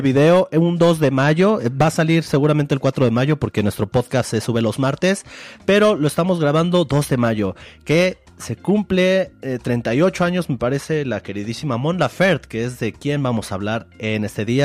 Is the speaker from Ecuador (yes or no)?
no; Mexico; nosotros como mexicanos